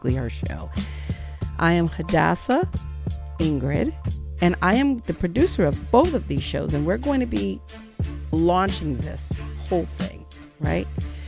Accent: Los Angeles, California, United States; I grew up in Los Angeles

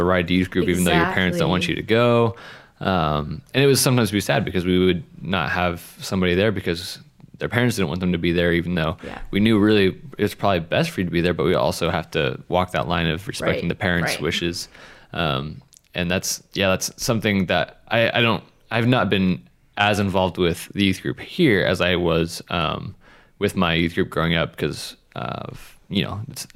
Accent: Spokane, Washington, United States; moved away; I grew up in Spokane

